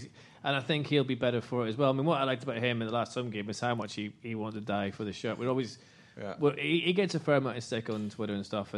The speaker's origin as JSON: {"language": "English", "area": "Northern Irish", "region": "Northern Ireland", "country": "United Kingdom", "said": "because I'm Northern Irish"}